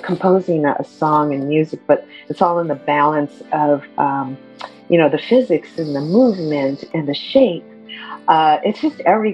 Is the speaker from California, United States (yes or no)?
yes; Alameda, California, United States; also born or lived in San Francisco; I am fourth generation from San Francisco. And I grew up in Alameda, though, in the East Bay